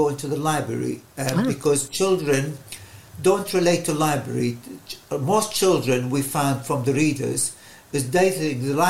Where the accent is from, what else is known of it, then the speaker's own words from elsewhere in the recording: Baghdad, Baghdad Governorate, Iraq; now in Maidenhead, United Kingdom; I was born and brought up in Baghdad in the Middle East